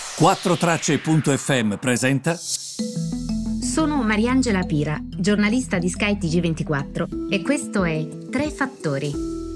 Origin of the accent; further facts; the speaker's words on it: Italy; Conosco anche abbastanza bene il mio paese